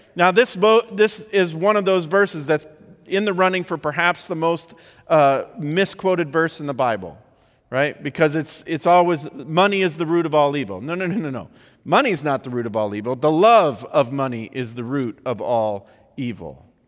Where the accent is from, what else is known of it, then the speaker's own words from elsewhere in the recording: Midwest, United States; I grew up in the Midwest